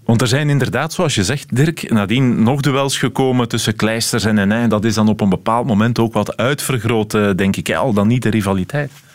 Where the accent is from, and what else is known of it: Belgium